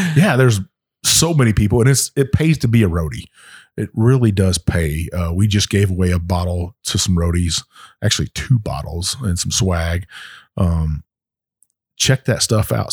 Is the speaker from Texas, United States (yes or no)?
yes; Texas, United States; my home state of Texas